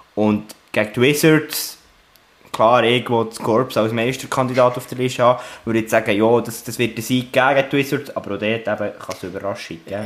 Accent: Bern, Switzerland; aus meiner Sicht als Berner

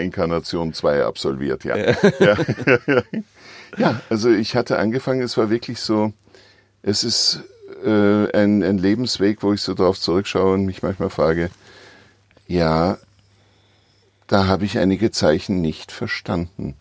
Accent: Vienna, Austria; moved away as an adult; now in Switzerland; ich vermisse natürlich meine Heimat Wien

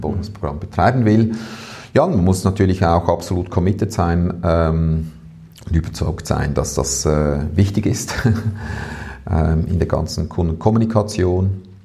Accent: Switzerland; bei uns in der Schweiz

